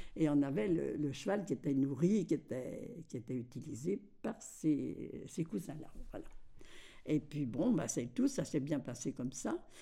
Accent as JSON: {"language": "French", "town": "Verpillières-sur-Ource", "region": "Grand Est", "country": "France", "tie": "born or raised there", "moved": "yes", "lives_now": "Colombé-le-Sec, France", "said": "Je suis née à Verpillière de, de Désiré Morel et, Georgette d'Espagne"}